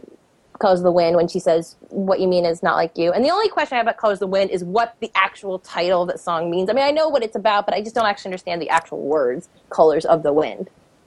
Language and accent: English; Virginia, United States; I'm from Virginia